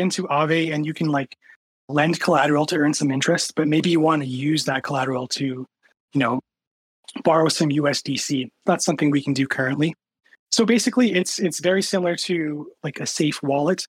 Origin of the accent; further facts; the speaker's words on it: Canada; I'm Canadian